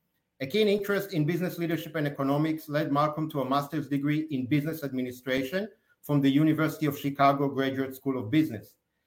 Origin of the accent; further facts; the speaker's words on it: Queensland, Australia; my home state of Queensland.